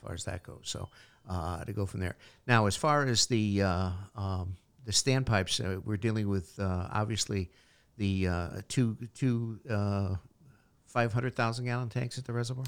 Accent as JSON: {"language": "English", "town": "Portland", "region": "Connecticut", "country": "United States", "tie": "born or raised there", "said": "the town of Portland, my hometown"}